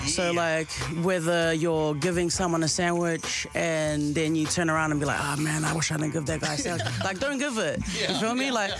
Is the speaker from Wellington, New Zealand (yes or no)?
yes; Wellington, New Zealand; from Welly, pretty straightforward. I live in Wellington. I'm from Wellington.